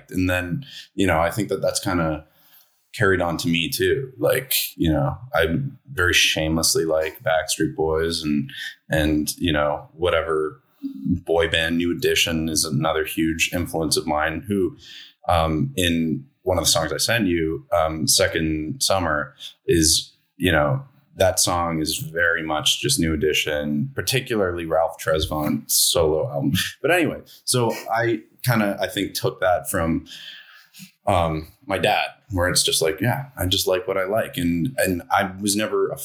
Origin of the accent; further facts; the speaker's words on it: Toronto, Ontario, Canada; I am from Toronto